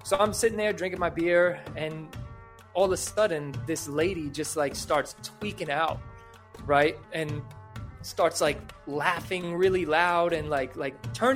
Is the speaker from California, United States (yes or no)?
no; New York, United States; since I was from New York